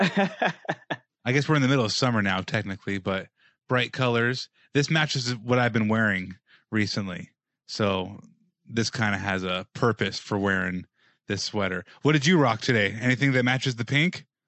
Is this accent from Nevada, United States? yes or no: yes; Las Vegas, Nevada, United States; I'm from Vegas